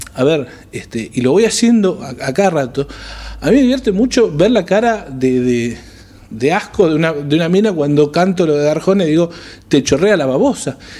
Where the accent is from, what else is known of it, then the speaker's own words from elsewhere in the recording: Argentina; cómo somos los argentinos